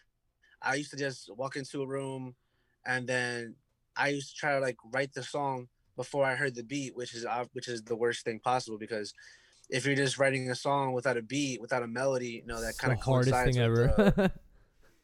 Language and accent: English; Newark, New Jersey, United States; I was born and raised in the Ironbound section